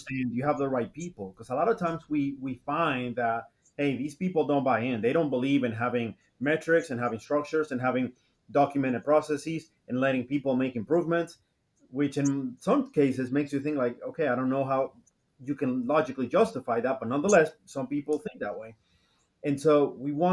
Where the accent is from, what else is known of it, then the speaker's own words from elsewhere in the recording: Dominican Republic; moved away; back in home, I'm originally from the Dominican Republic